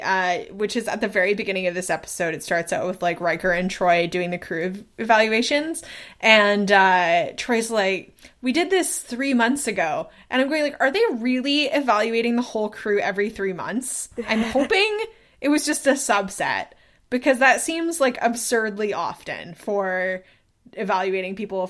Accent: Canada; But we're both Canadian.

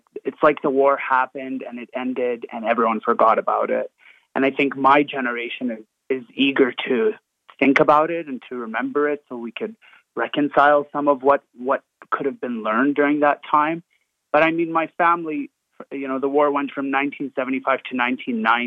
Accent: Edmonton, Alberta, Canada; I'm from Alberta. I'm from Edmonton.

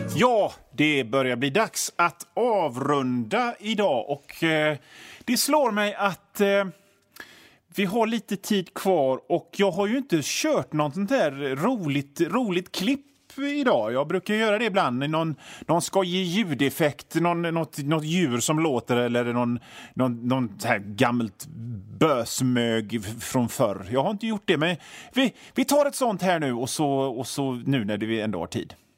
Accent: Hönö, Västra Götaland, Sweden; Jag kommer ifrån Hönö eh, i Öckerö kommun.

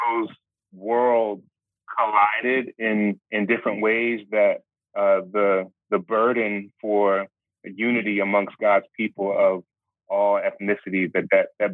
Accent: Philadelphia, Pennsylvania, United States; born and raised in Philly

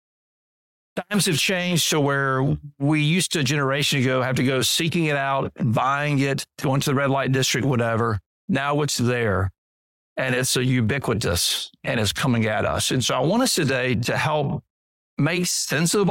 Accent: Deep South, United States; as a boy growing up in the Deep South, the Bible Belt culture

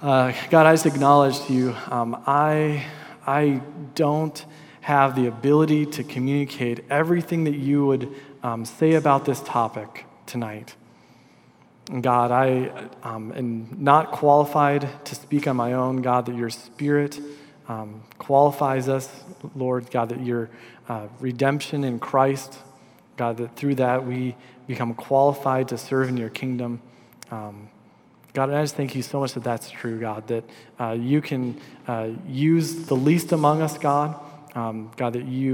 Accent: Minnesota, United States; also born or lived in Des Moines, Iowa; in my school district, there was a high school called the School of Environmental Studies for juniors and seniors. And so it was nicknamed the Zoo School because it was on campus of the Minnesota Zoo

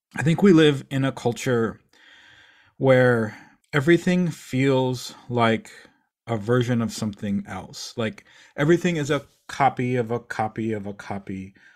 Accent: Eau Claire, Wisconsin, United States; I grew up in Eau Claire, Wisconsin.

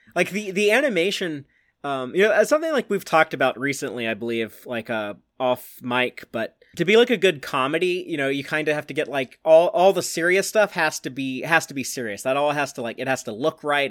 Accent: Austin, Texas, United States; I've never lived outside of a sixty mile radius of where I am right now

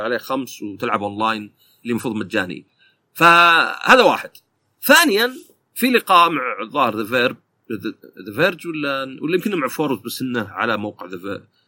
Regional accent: Saudi Arabia; عندنا في السعوديه

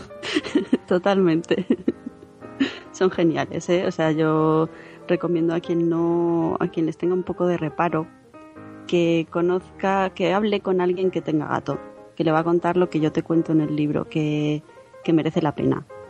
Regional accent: Albacete, Castilla-La Mancha, Spain; moved away as an adult; now in Madrid, Spain; aunque soy de Albacete, llevo 8 años ya en Madrid

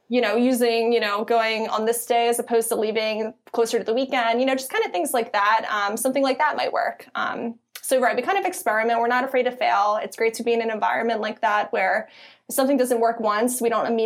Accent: Philadelphia, Pennsylvania, United States; accent: Philly; it might be my Philly accent.

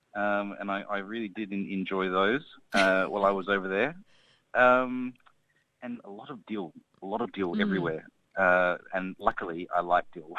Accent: Australia; growing up in Australia

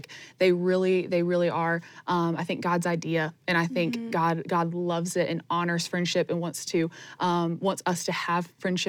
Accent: Greenville, South Carolina, United States; now in Anderson, United States; I just moved to Anderson from my hometown of Greenville

